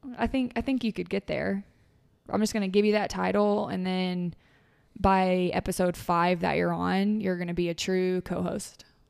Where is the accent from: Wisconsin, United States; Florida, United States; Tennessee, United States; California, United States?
Tennessee, United States; moved away; I grew up in Tennessee